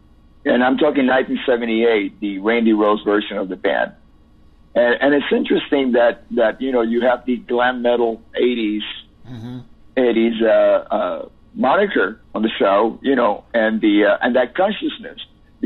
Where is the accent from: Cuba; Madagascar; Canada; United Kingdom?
Cuba; moved away; also born or lived in Miami; I have an accent. Yes, because I'm Cuban